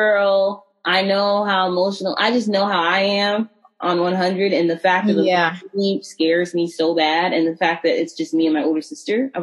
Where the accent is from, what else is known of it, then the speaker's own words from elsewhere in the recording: Texas, United States; I'm from Texas